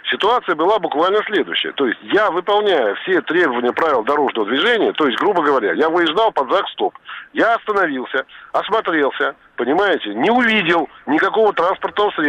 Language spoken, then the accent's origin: Russian; Moscow Oblast, Russia; Ну, я из Подмосковья.